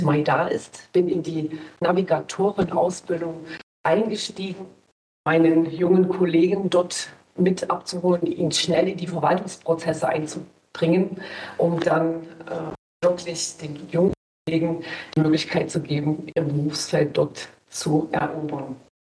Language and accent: German; Schkeuditz, Saxony, Germany; Also ich komme aus der Stadt Schkeuditz in Sachsen, auch bekannt als Flughafenstadt